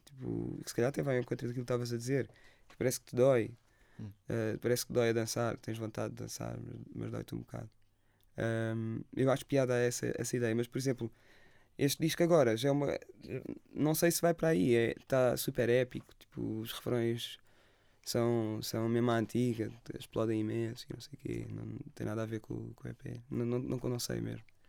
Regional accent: Lagos, Algarve, Portugal; eu cresci em Lagos

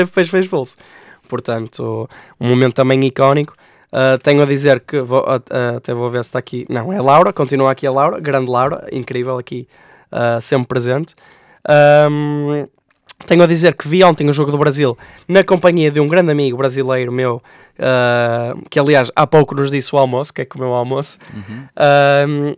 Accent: Portugal; como portugueses que somos

